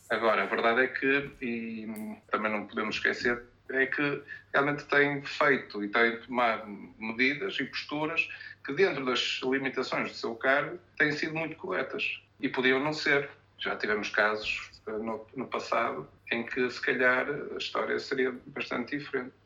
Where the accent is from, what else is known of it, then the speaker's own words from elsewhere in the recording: Portugal; como português